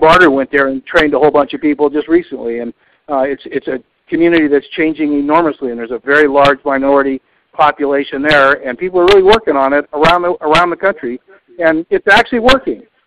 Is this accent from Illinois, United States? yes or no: no; Rochester, New York, United States; I was born in Rochester, New York, in 1944